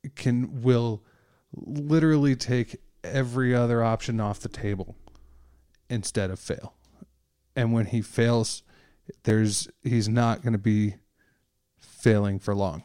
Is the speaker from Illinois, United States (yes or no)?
yes; Oak Park, Illinois, United States; moved away; I grew up in Oak Park, um, which is a, the first suburb west of the city